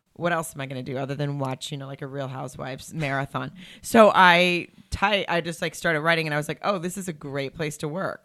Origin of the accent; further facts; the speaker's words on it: Farmington, Arkansas, United States; moved away as an adult; now in Los Angeles, United States; I grew up in Arkansas